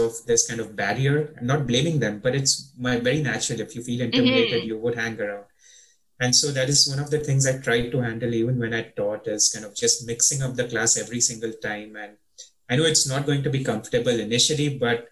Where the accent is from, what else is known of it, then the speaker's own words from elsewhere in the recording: Mumbai, Maharashtra, India; first language English; moved away as an adult; In Indian Bombay schools, English is still your first language. So right. You're taught in English from first grade. While growing up, I spoke with my mom in English